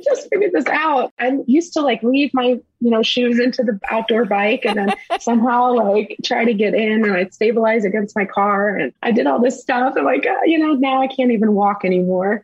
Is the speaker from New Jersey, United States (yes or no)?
no; St. Charles, Missouri, United States; now in Florida, United States; I grew up in St. Charles